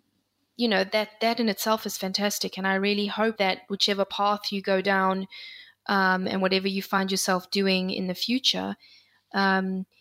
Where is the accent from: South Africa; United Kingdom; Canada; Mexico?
South Africa; I grew up in South Africa. I moved from one part of South Africa to another